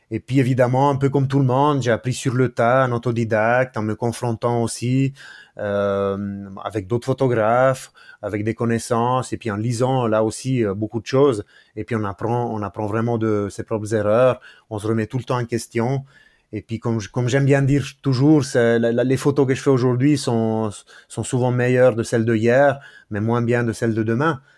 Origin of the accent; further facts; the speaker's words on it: Ticino, Switzerland; moved away as an adult; now in Neuchâtel, Switzerland; quand j'ai grandi au Tessin, j'étais au bord du lac de Locarno